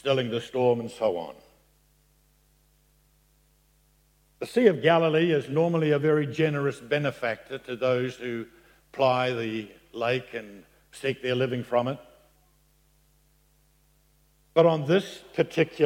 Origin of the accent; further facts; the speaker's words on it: New Zealand; I'm from New Zealand